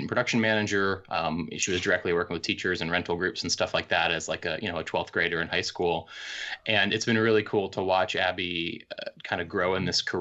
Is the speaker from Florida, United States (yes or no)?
yes; Tampa, Florida, United States; I grew up in the Tampa, St. Pete, kind of Central Florida area